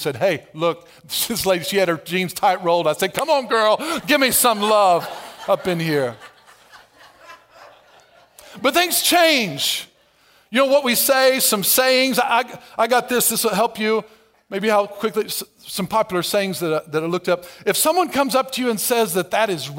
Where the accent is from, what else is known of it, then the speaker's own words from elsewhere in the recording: Albion, Illinois, United States; I grew up in Albion, Everett County